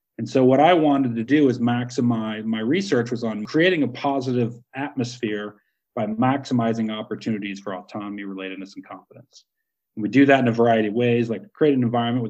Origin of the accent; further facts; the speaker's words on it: United States; I'm from America